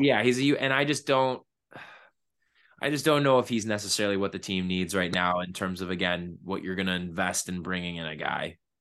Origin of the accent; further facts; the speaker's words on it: Buffalo, New York, United States; I'm also from South Buffalo